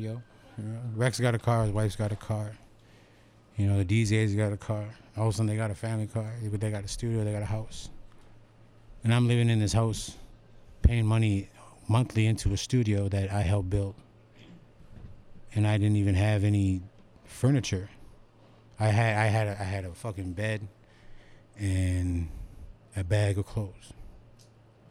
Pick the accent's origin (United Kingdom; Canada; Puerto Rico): Canada; Hobbema, Alberta; I'm from Home Beam, Alberta